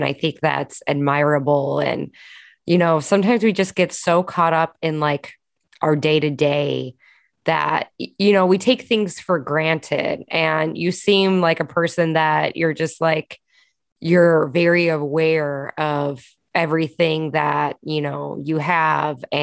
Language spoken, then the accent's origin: English; Chicago, Illinois, United States; I'm from Chicago